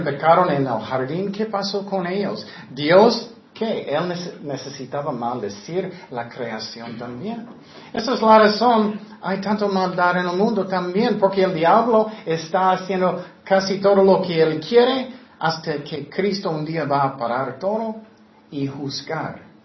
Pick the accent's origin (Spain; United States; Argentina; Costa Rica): United States; Spanish is a second language; moved away as an adult; also born or lived in Tecate; Soy americano